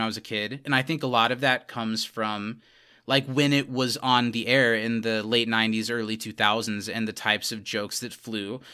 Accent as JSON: {"language": "English", "region": "Indiana", "country": "United States", "tie": "born or raised there", "said": "didn't grow up in Wisconsin, but we grew up in Indiana"}